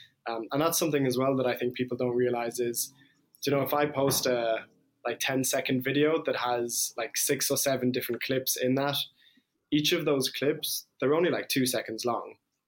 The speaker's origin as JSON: {"language": "English", "region": "London", "country": "United Kingdom", "tie": "born or raised there", "also_born_or_lived": "Limerick, Ireland / Iran", "moved": "yes", "said": "I'm half Irish, half Iranian. So my mom is from Ireland and my dad was from Iran. And I was born in Limerick, but I grew up in London and then moved to Iran"}